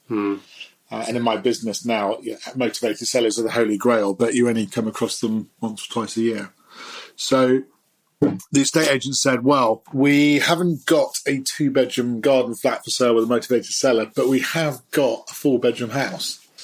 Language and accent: English; London, United Kingdom; I was brought up in Portobello Road as a son of an antique dealer